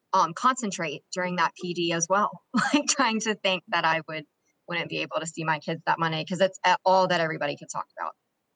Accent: Morehead City, North Carolina, United States; I'm from the beach. I'm from Morehead City, North Carolina.

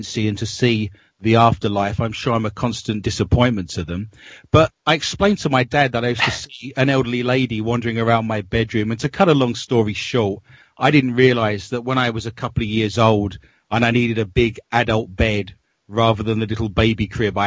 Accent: London, United Kingdom; moved away as an adult; now in Minnesota, United States; I grew up in London, and all of my family, I've traced my family tree back as a historian to 1580, and they're still living in London

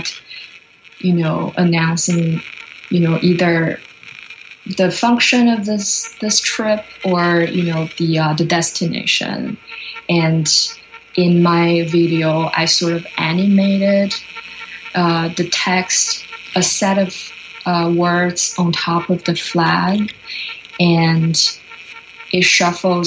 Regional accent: China; now in Canada; I'm originally from China, and I grew up by the ocean.

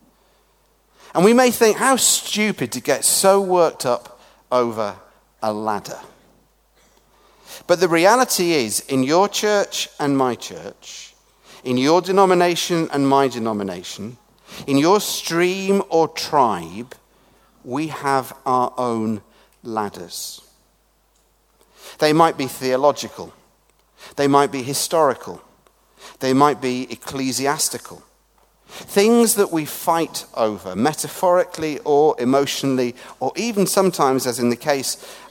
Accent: England, United Kingdom; moved away; also born or lived in Scotland; as an Englishman working in a Scottish Episcopal or Anglican church speaking in Northern Ireland

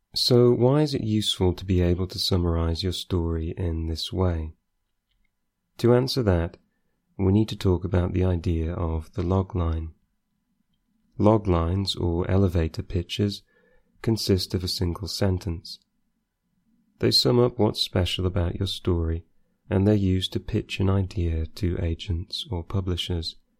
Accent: Scunthorpe, Yorkshire and the Humber, United Kingdom; I am from Scunthorpe

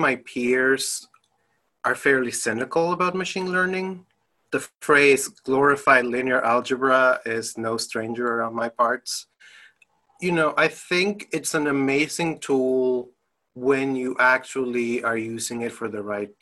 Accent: Dominican Republic; also born or lived in United States / Germany; now in Bloomington, United States; I'm originally from the Dominican Republic, but I lived in the US, I lived in Germany, and right now I'm calling from beautiful, sunny Bloomington, Indiana.

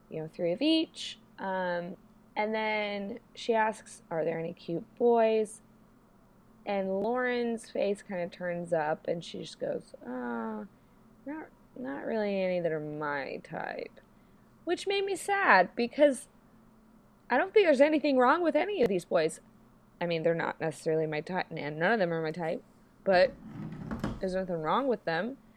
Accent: United States; I'm American

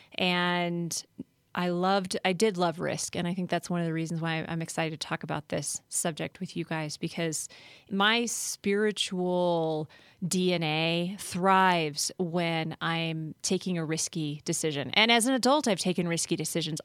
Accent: Colorado, United States; also born or lived in California / Philadelphia / Washington, D.C.; I was born and raised in Colorado

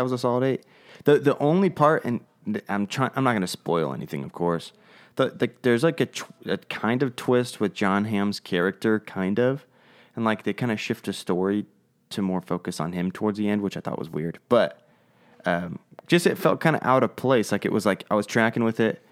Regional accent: United States; we're American and not English

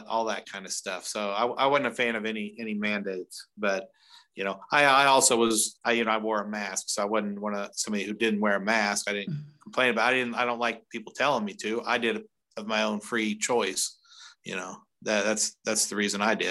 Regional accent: Indiana, United States; moved away; I'm from Indiana originally

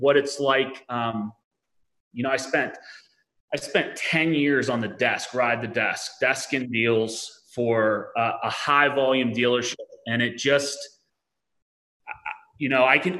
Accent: Pittsburgh, Pennsylvania, United States; I'm from Pittsburgh, Pennsylvania, born and raised

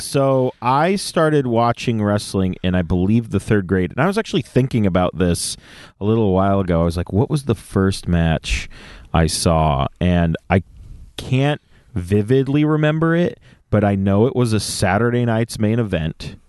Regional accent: San Jose, California, United States; moved away; also born or lived in Campbell, California; from the Bay Area, born and raised in San Jose

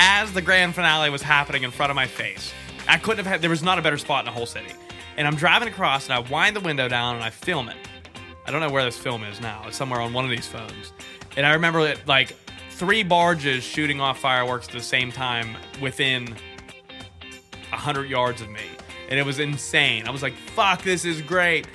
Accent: Merrittstown, Pennsylvania, United States; The one that I go to every year in Merrittstown, which is like my hometown where I grew up pretty much, right over the hill

